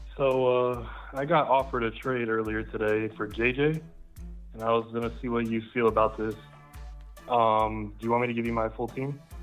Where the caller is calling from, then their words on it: Tampa, Florida, United States; I'm calling from, uh, Tampa, Florida